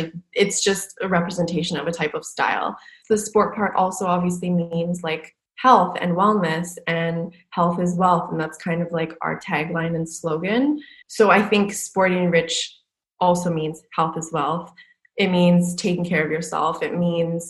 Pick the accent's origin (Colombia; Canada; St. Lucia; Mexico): Canada; moved away as an adult; also born or lived in Vancouver / New York / Los Angeles / Paris; I'm from Canada, but I was in Vancouver.